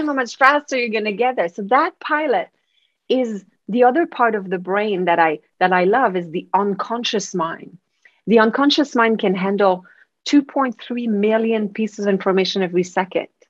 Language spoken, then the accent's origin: English; Quebec City, Quebec, Canada; moved away; I am from Quebec City, uh, so there are huge families of Plamondon back there.